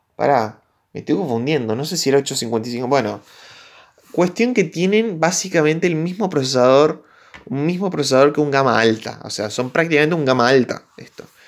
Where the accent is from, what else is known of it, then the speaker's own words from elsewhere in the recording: Argentina; soy de Argentina, soy de Latinoamérica